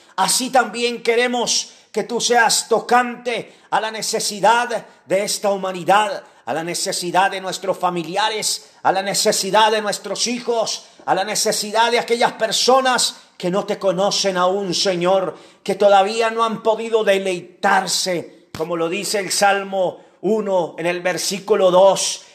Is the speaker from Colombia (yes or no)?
yes; Colombia; como colombianos